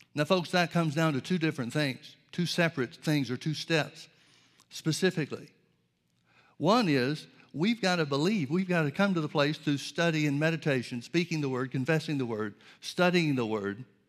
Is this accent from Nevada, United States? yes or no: no; Birmingham, Alabama, United States; I grew up in Birmingham, Alabama